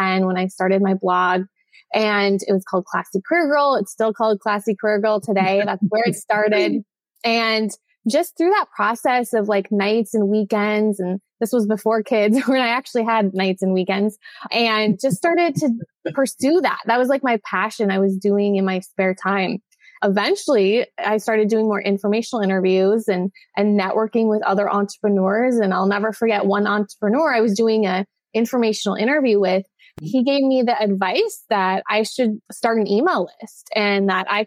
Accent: Minnesota, United States; moved away as an adult; also born or lived in San Diego; So I grew up in Minnesota. I spent 18 years in Minnesota

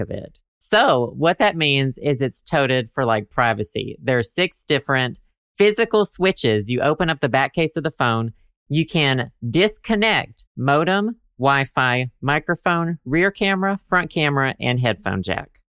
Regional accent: Arkansas, United States; I'm from Arkansas

